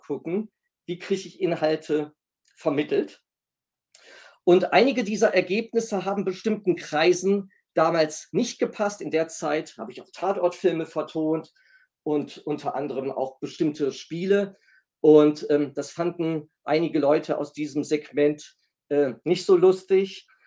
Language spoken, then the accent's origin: German; Essen, North Rhine-Westphalia, Germany; moved away as an adult; also born or lived in Kiel; halb Italiener, gebürtig komme ich aus Nordrhein-Westfalen, sprich aus Essen